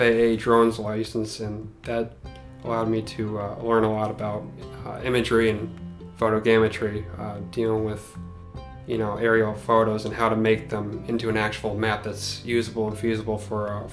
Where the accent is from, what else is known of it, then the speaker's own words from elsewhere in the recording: Fleetville, Pennsylvania, United States; I'm originally from Fleetville, Pennsylvania, which is the upper portion of Lackawanna County